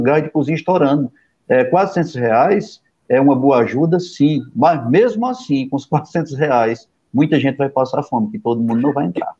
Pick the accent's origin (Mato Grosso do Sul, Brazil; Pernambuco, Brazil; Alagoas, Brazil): Pernambuco, Brazil; Pajeú region, Sertão of; eu sou da região do Pajeú